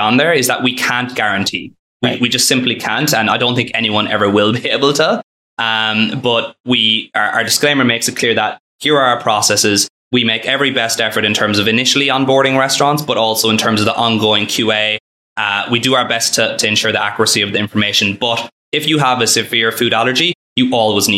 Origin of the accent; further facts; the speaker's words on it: Ireland; also born or lived in Philadelphia, United States; I grew up in Ireland and went to school there